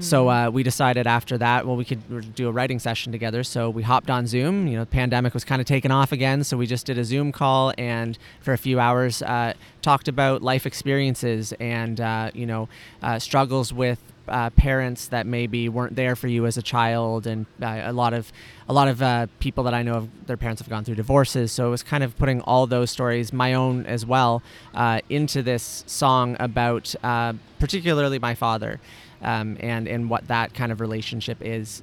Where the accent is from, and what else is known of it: home region near Kitchener-Waterloo, Ontario, Canada; born or raised there